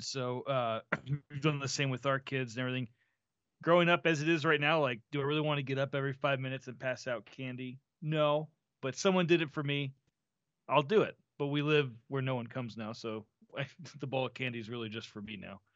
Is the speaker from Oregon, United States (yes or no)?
no; Florida, United States; now in Santa Fe, United States; growing up in Florida